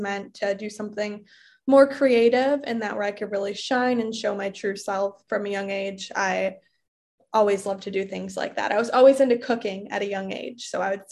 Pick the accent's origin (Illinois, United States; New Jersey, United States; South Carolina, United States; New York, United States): Illinois, United States; Bartlett; moved away as an adult; also born or lived in Michigan / Minnesota; I grew up in the suburbs of Chicago. I grew up in Bartlett, Illinois. All of my life.